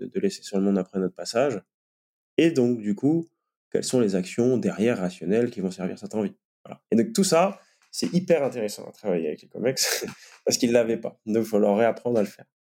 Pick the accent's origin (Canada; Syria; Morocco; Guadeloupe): Guadeloupe; moved away; à l'origine, je viens de Guadeloupe